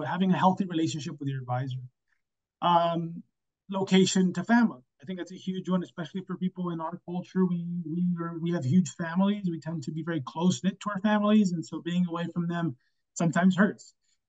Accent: Chicago, Illinois, United States; And it was close to home. I'm from Chicago. U of I is 2 hours away.

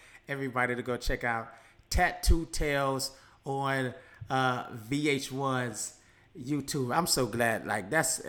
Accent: Midwest, United States; us Midwesterners

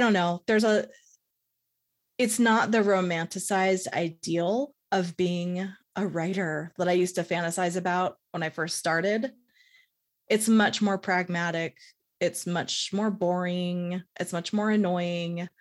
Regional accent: San Francisco, California, United States; moved away as an adult; also born or lived in Pacifica, California; now in Salt Lake City, United States; I grew up in San Francisco

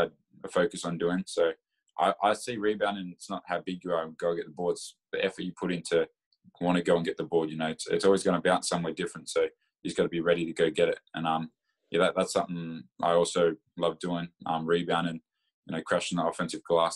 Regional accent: Bendigo, Victoria, Australia; I'm from Bendigo

